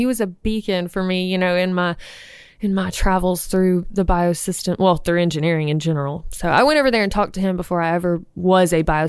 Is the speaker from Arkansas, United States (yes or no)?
no; Opelika, Alabama, United States; Opelika, real far away.